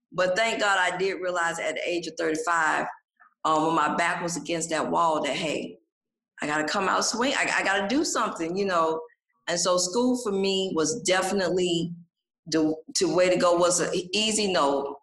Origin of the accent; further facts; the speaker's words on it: Atlanta, Georgia, United States; born and raised in Atlanta, Georgia. So this is home for me here in Atlanta.